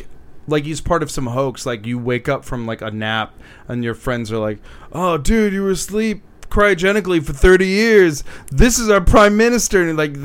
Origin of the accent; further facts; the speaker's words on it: Southeast, United States; I'm from